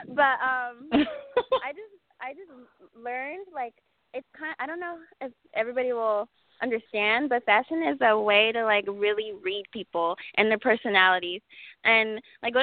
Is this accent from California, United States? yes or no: yes; Palmdale, California, United States; also born or lived in Las Vegas, Nevada; born and raised in California, in Palmdale, California.